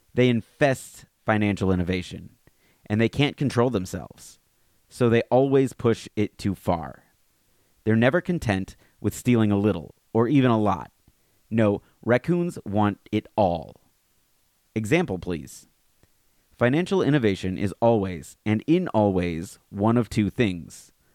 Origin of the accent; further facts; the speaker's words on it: Alabama, United States; now in Fairfield County, Connecticut, United States; growing up in Alabama like me